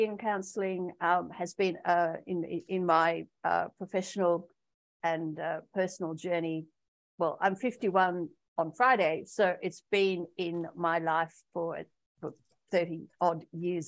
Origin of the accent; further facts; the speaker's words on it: Australia; moved away as an adult; also born or lived in Pakistan; I returned back to my home country, Australia, with a suitcase and the clothes on my back